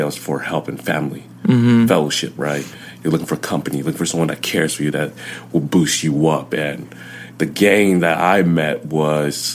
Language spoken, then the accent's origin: English; Inglewood, California, United States; first language Chinese, Vietnamese; English is a second language; I was born in Inglewood